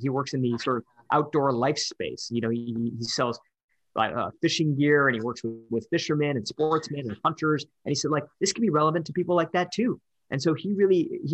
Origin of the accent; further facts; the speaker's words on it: Detroit, Michigan, United States; I'm from Detroit.